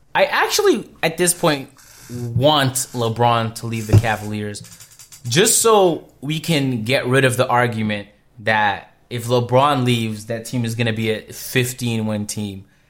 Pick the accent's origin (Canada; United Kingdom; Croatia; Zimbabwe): Canada; I'm from Canada